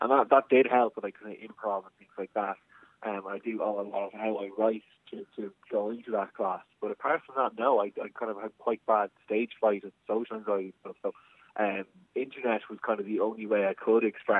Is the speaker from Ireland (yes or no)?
yes; Navan, Leinster, Ireland; growing up in Navan